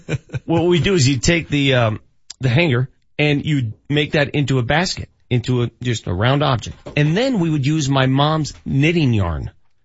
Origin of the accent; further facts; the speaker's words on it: Denver, Colorado, United States; when I was a child growing up in North Denver